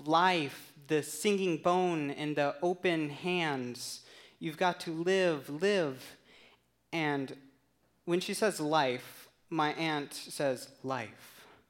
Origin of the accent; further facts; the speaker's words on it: Tucson, Arizona, United States; moved away; Tucson, Arizona, which is my hometown. That's where I grew up.